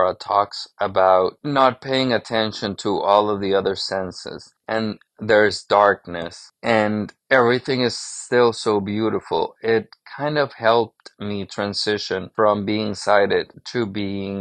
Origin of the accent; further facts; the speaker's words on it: Honduras; moved away; I grew up in Honduras in Central America, but I grew up in a very American-influenced society.